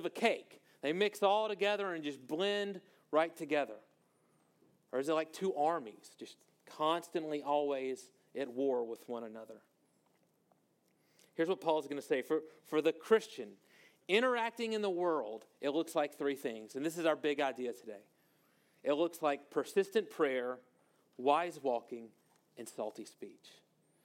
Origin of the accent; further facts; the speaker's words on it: Monroe, Louisiana, United States; moved away; I'm from North Louisiana, a town called Monroe, Louisiana